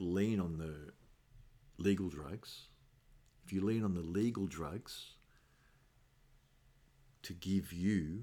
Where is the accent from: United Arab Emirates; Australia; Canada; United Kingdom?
Australia; also born or lived in Naples, Italy; I was born in Australia